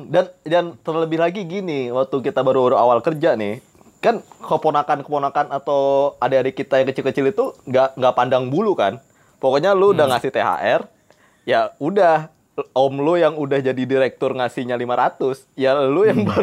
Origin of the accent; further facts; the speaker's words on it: Kali Pasir, Jakarta, Indonesia; gue di Kali Pasir Betawi